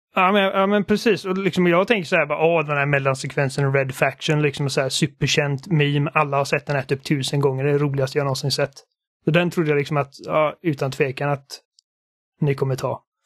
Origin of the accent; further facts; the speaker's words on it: Gothenburg, Västra Götaland, Sweden; accent: Gothenburg (göteborgska); min göteborgska brytning